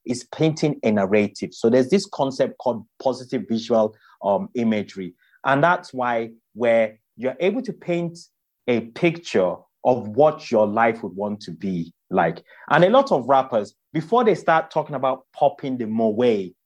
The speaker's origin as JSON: {"language": "English", "country": "Nigeria", "tie": "born or raised there", "moved": "yes", "said": "I grew up in Nigeria"}